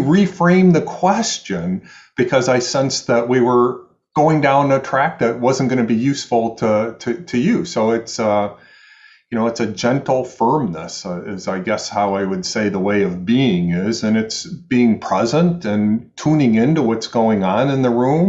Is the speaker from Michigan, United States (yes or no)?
yes; Michigan, United States; now in New York City, United States; I'm from the Midwest. I'm from Michigan, so people think that I'm nicer